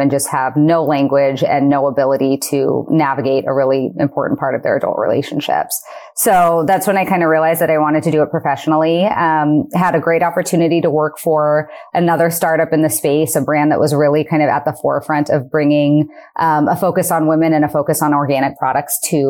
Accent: Eugene, Oregon, United States; I'm from Eugene, Oregon

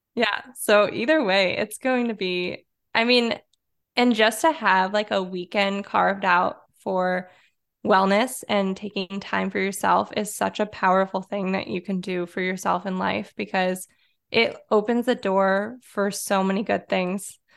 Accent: Detroit, Michigan, United States; also born or lived in Chicago; I was born and raised in the Detroit area

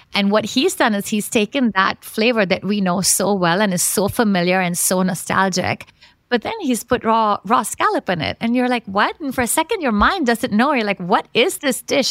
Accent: Mumbai, Maharashtra, India; moved away; also born or lived in London; Basically, I was born and raised in Bombay, which many people, of course, now know as Mumbai.

